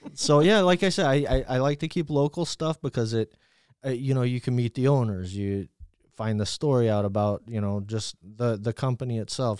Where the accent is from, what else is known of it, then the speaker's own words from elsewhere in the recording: New Mexico, United States; I grew up in New Mexico